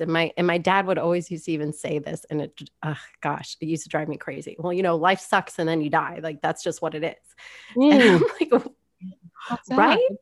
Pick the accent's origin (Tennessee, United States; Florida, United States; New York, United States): Florida, United States; South; I grew up in South Florida